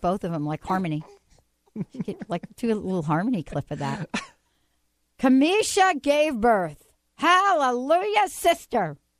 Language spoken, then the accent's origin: English; New Jersey, United States; I'm from Jersey.